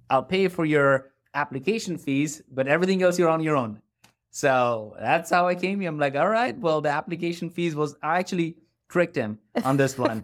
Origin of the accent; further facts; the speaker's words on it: India; moved away as an adult; now in Atlanta, United States; I grew up in India